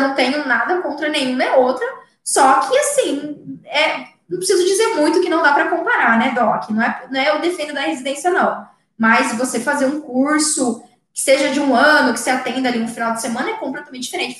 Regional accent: Mato Grosso do Sul, Brazil; aqui no meu estado, eu sou de Mato Grosso do Sul

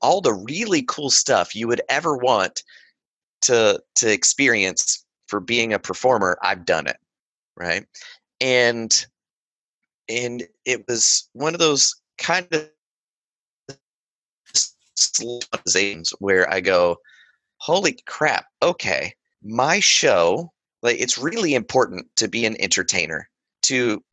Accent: Western North Carolina, United States; I grew up in Western North Carolina.

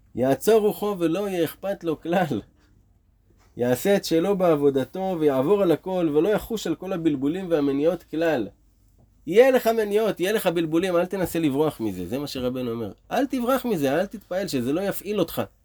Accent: Israel; נולדנו פה בארץ ישראל

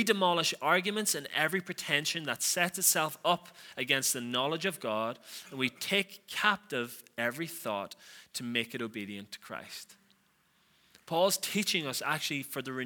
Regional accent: Donegal, Ulster, Ireland; I'm from Donegal

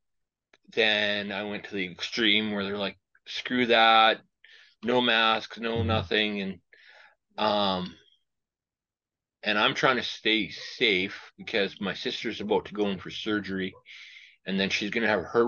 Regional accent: Regina, Saskatchewan, Canada; also born or lived in Indian Head, Saskatchewan; Born and raised in Regina with a small stay in Indian Head for a couple of years.

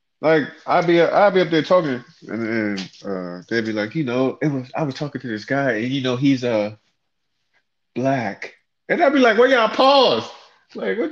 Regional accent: Fort Washington, Maryland, United States; moved away; I grew up in Fort Washington.

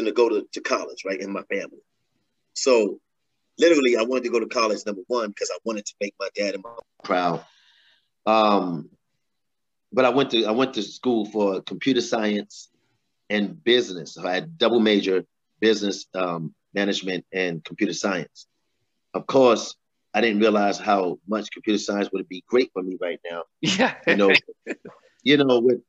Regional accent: New York City, New York, United States; also born or lived in Richmond, Virginia; I was born and raised in Brooklyn, brother, Brooklyn, New York

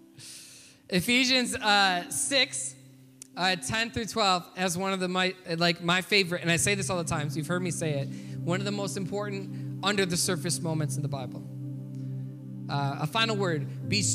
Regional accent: Michigan, United States; also born or lived in Boston; growing up in Michigan

